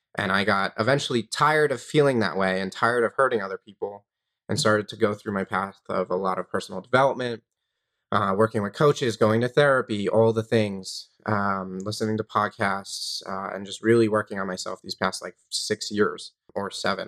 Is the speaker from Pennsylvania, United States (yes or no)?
no; Long Island, New York, United States; I grew up in New York on Long Island.